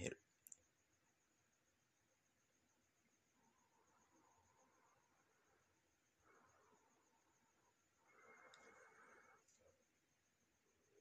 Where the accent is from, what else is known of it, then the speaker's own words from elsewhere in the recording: United States; coming up as an American youth